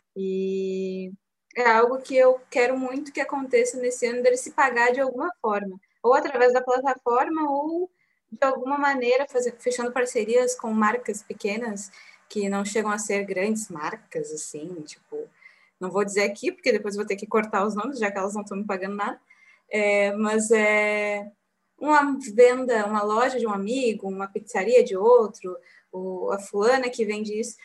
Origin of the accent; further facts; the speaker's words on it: Bagé, Rio Grande do Sul, Brazil; nós três somos de Bagé